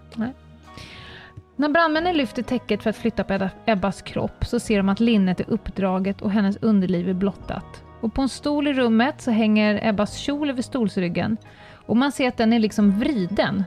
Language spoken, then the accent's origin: Swedish; Stockholm, Stockholm County, Sweden; jag då som är stockholmare